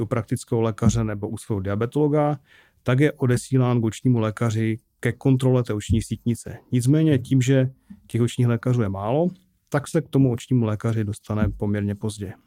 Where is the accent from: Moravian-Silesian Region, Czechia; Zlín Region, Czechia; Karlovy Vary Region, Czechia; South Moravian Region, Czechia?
Moravian-Silesian Region, Czechia; Bohumín; accent: Ostrava; also born or lived in Ostrava / Prague; já jsem vyrostl v Bohumí